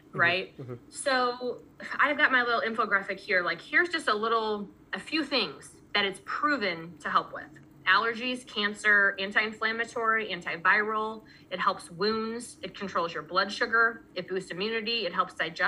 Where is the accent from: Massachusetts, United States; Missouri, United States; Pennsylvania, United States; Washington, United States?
Missouri, United States; I'm from Missouri